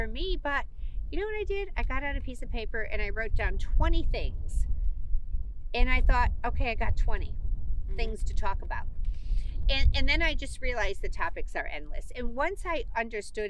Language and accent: English; Midwest, United States; I grew up in the Midwest. My family's from Elkhart, Indiana.